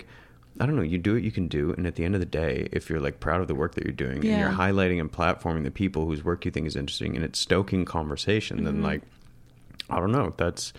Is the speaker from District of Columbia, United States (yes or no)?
no; Michigan, United States; No, you're from Canada and I'm from Michigan.